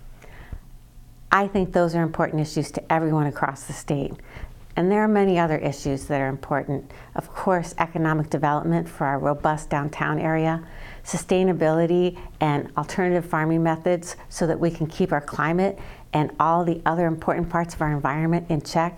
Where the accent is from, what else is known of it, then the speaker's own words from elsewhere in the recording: Clinton, Iowa, United States; now in Iowa City, United States; I grew up in Clinton, Iowa, and left to go to college and travel and work.